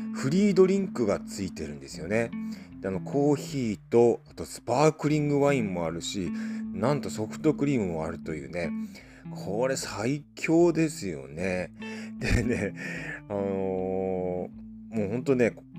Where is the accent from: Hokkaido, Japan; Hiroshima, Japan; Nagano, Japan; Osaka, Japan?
Hokkaido, Japan; Hakodate; 函館地元函館